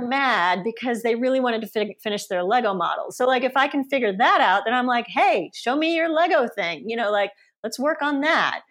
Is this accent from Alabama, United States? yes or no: yes; Auburn, Alabama, United States; first language Polish; English is a second language; also born or lived in Sweden / Stockholm / Poland; now in San Francisco, United States; I grew up in a small town called Auburn, Alabama, which is a college town